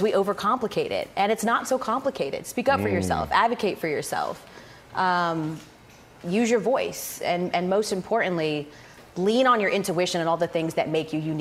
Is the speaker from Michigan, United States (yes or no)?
no; Powder Springs, Georgia, United States; moved away as an adult; also born or lived in Atlanta, Georgia; I'm from the town next to it, called Powder Springs, Georgia